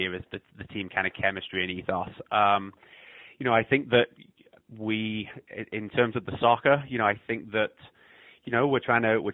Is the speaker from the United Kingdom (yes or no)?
yes; England, United Kingdom; moved away as an adult; also born or lived in Scotland / Ohio / North Dakota; now in Iowa, United States; I was born in Scotland, grew up in England, and I moved over here when I was 19 to go to college in Ohio.